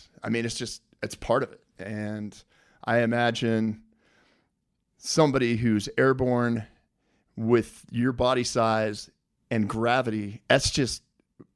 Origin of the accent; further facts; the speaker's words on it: Colorado, United States; I grew up in Colorado